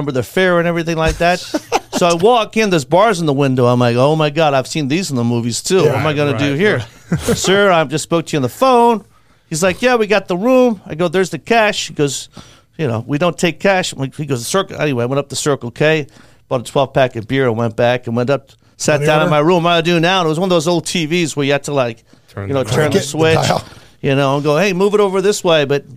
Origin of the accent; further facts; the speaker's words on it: Ireland; moved away as an adult; also born or lived in New York City, United States / London, United Kingdom; now in Las Vegas, United States; growing up in Ireland